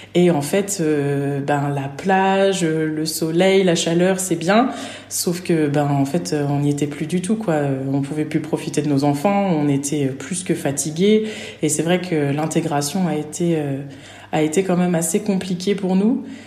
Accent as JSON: {"language": "French", "town": "Nancy", "region": "Grand Est", "country": "France", "also_born_or_lived": "Normandy", "moved": "as an adult", "said": "je suis originaire de Nancy"}